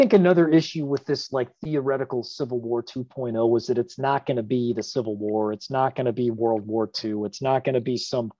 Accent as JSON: {"language": "English", "region": "Arkansas", "country": "United States", "tie": "born or raised there", "said": "my hometown in Arkansas"}